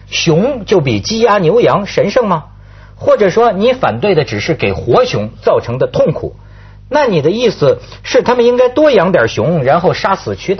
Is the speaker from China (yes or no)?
yes; China; 而且人均生命年龄好像不比我们中国人低